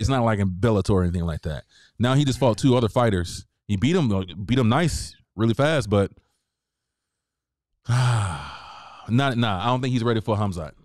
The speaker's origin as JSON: {"language": "English", "region": "the South", "country": "United States", "said": "I'm from the South"}